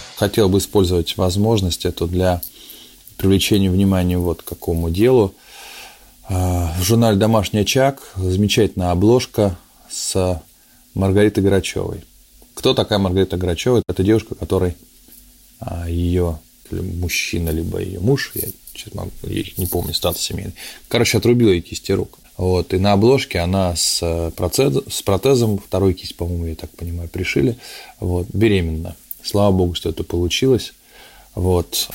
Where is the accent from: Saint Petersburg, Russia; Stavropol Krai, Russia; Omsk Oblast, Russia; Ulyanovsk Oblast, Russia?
Saint Petersburg, Russia; о родном городе, о том, что такое родиться в Петербурге